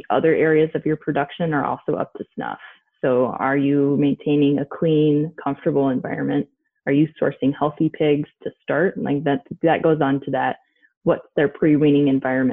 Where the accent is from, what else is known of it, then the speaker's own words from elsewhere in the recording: Michigan, United States; moved away as an adult; also born or lived in Illinois; I'm originally from Michigan. Both my husband and I grew up there.